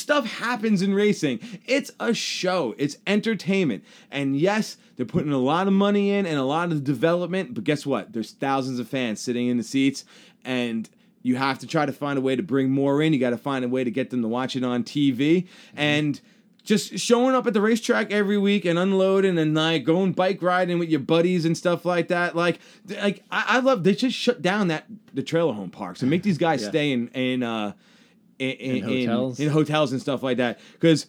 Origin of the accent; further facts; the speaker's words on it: Long Island, New York, United States; Eric Jones looks like everybody I know's mom growing up on Long Island.